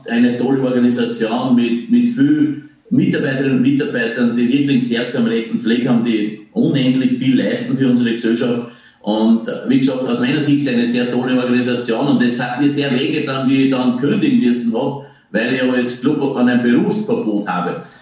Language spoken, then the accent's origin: German; Passau, Bavaria, Germany; born there; daher bin ich in der Säuglingsklinik in Passau geboren, weil, man, weil die ganze Familie krankenversichert war in Deutschland, also in Bayern.